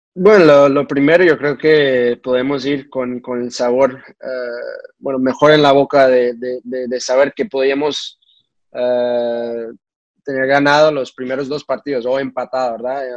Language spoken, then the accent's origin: Spanish; United States; also born or lived in Portugal; now in Cincinnati, United States; siendo mexicano, creciendo, bueno, México-americanos, creciendo en, un lugar